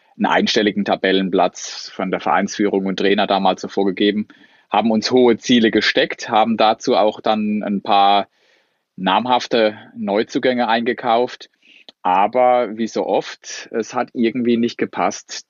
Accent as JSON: {"language": "German", "town": "Sandhausen", "region": "Baden-Württemberg", "country": "Germany", "tie": "born or raised there", "said": "wohne in Sandhausen, bin hier groß geworden"}